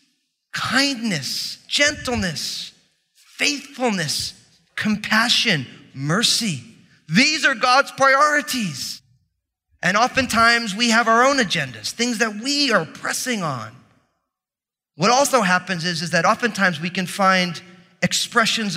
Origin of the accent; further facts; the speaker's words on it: New Jersey, United States; I'm from New Jersey